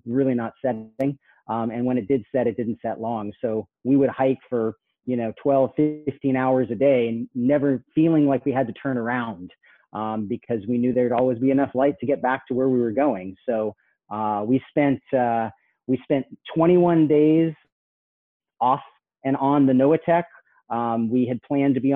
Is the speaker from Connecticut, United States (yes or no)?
no; Los Angeles, California, United States; I grew up in the concrete jungle of Los Angeles till I was 12